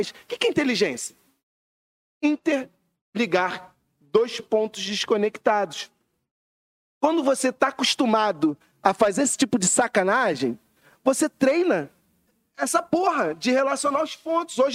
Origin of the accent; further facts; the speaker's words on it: Rio de Janeiro, Brazil; also born or lived in Recreio dos Bandeirantes / Madureira / Campinho; Eu sou criança da freguesia do recreio, sempre fiquei nos dois assim. Mas sou mais freguesia, sem, sem dúvida. Mas é a mesma coisa, o recreio só tem praia, mas é a mesma, a mesma cultura